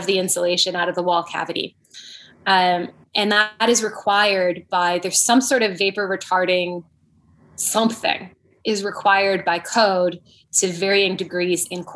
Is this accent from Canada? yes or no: yes; Canada; moved away; I'm from Canada growing up.